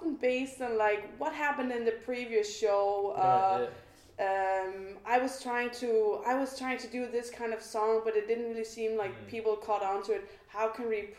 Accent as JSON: {"language": "English", "country": "Denmark", "second_language": "English", "said": "I'm Danish"}